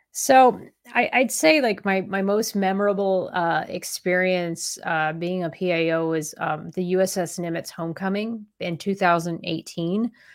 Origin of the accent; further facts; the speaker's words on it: Columbus, Ohio, United States; moved away as an adult; I joined the Navy out of Columbus, Ohio